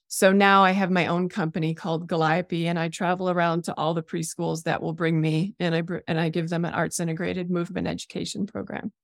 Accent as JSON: {"language": "English", "town": "Rockford", "region": "Illinois", "country": "United States", "tie": "born or raised there", "moved": "as an adult", "lives_now": "Jackson Hole, United States", "said": "I was born in the Midwest in Illinois. in a town called Rockford, Illinois"}